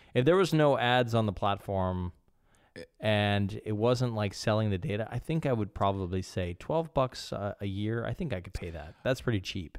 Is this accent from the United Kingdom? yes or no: no; Canada; now in Copenhagen, Denmark; I am a Canadian. I live in Copenhagen.